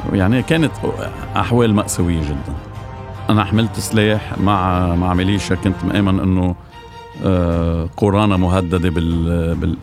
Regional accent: Bikfaya, Mount Lebanon, Lebanon; وابن ضيعتي بكفية

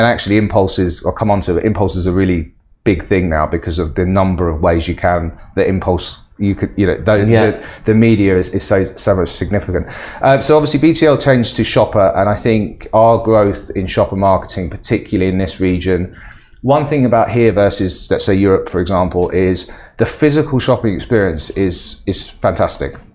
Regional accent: England, United Kingdom; now in Middle East; as an Englishman in the Middle East

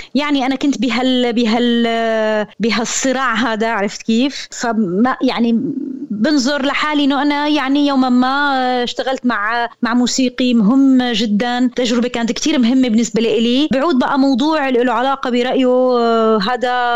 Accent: Syria; كوني انا انسانه سوريه

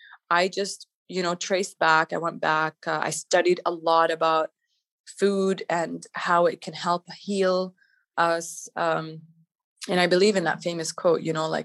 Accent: Canada; moved away as an adult; also born or lived in Palestine (ancestry); now in Dubai, United Arab Emirates; I'm of Palestinian origin. I grew up in Canada with four siblings in the family

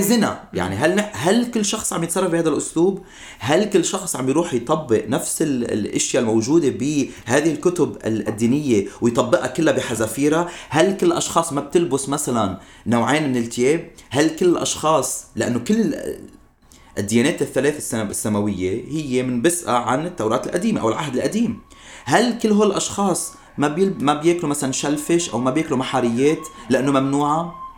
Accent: Lebanon; now in United States; إقامتي بالولايات المتحدة كوني مواطن أمريكي عربي لبناني أمريكي

